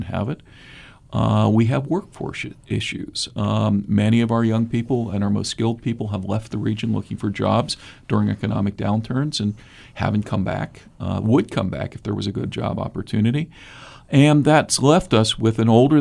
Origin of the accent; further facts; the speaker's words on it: Pittsburgh, Pennsylvania, United States; also born or lived in Minnesota / Washington, D.C.; now in Southeast Ohio, United States; I'm originally from Pittsburgh. I'm Appalachian by birth